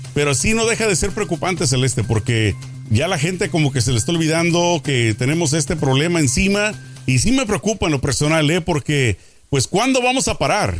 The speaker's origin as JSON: {"language": "Spanish", "country": "Mexico", "moved": "yes", "lives_now": "United States", "said": "como mexicano"}